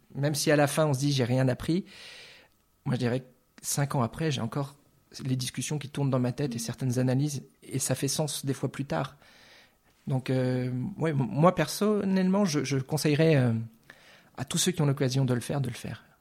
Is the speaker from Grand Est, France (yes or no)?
yes; Lorraine, Grand Est, France; accent: French; first language French; moved away as an adult; also born or lived in Metz / Nancy / Orléans; now in Zurich, Switzerland; je suis de, ce qu'on appelle aujourd'hui le Grand Est de Lorraine. J'ai vécu longtemps à Metz et, à Nancy.